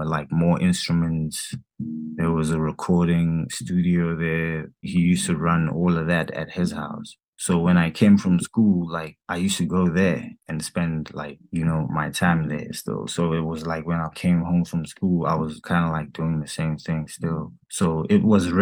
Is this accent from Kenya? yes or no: no; Soweto, Gauteng, South Africa; I'm from Soweto